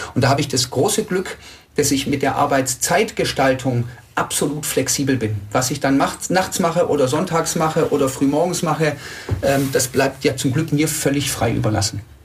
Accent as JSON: {"language": "German", "town": "Tübingen", "region": "Baden-Württemberg", "country": "Germany", "tie": "born or raised there", "said": "Ich bin 45 Jahre alt, in Tübingen geboren"}